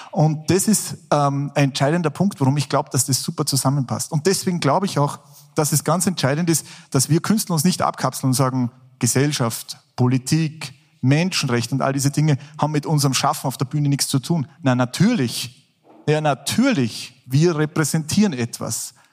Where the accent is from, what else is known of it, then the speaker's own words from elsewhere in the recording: Salzburg, Austria; bin ja Salzburger, bin in Salzburg geboren.